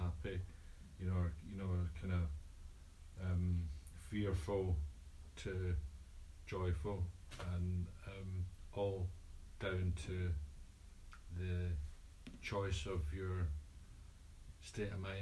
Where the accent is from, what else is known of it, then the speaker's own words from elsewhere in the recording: Scotland, United Kingdom; I'm Scottish